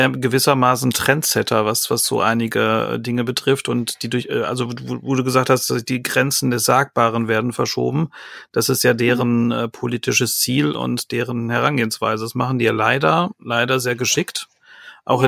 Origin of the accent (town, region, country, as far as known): Ostwestfalen-Lippe, North Rhine-Westphalia, Germany